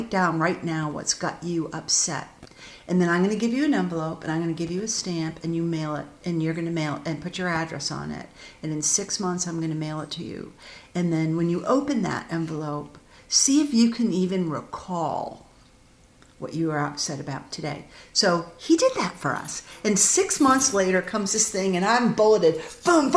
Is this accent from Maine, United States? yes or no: yes; Augusta, Maine, United States; also born or lived in Bath, Maine; I was born and raised in Augusta